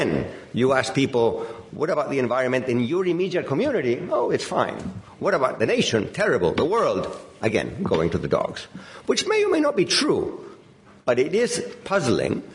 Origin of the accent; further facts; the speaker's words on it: Chile; I come from Chile